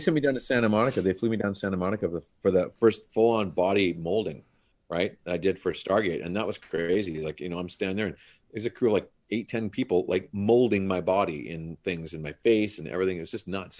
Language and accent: English; Grande Prairie, Alberta, Canada; moved away; I flew back from Grand Prairie, my hometown